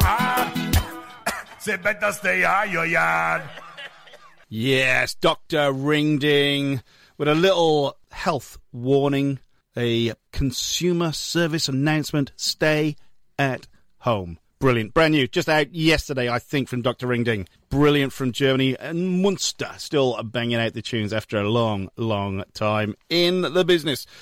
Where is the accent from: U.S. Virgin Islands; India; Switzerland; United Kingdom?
United Kingdom; Wales; now in Australia; Wales, my homeland, and actually my hometown